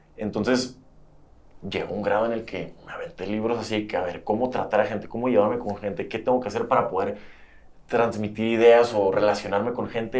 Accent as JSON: {"language": "Spanish", "town": "Tijuana", "region": "Baja California", "country": "Mexico", "also_born_or_lived": "San Diego / Monterrey / Mexico City", "moved": "as an adult", "said": "de Baja California, de donde yo soy originalmente"}